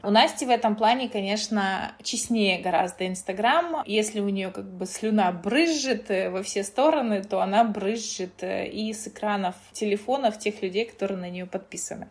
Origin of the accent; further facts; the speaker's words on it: Kazakhstan; also born or lived in Russia; now in Spain; я родилась в Казахстане